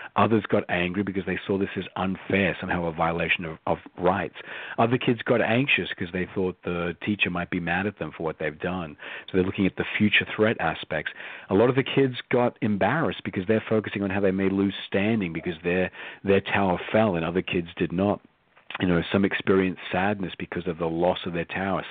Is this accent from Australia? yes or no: yes; Australia; moved away as an adult; I was born and raised in Australia